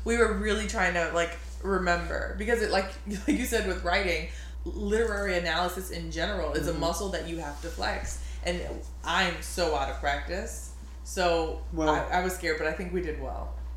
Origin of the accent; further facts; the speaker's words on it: New Orleans, Louisiana, United States; we're both from Louisiana, but you're from like a little farther north, more country than like me, and like the deep south, deep deep south in New Orleans